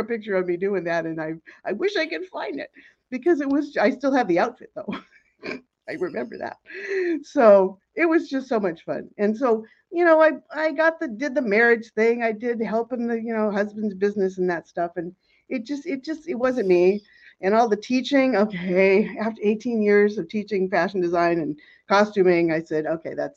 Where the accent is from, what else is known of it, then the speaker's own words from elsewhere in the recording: Seattle, Washington, United States; moved away as an adult; also born or lived in Los Angeles; I grew up in Seattle